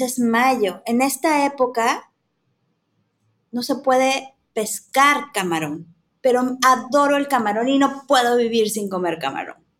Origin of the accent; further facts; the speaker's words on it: Mexico City, Mexico; Yo soy chilanga, crecí en la Ciudad de México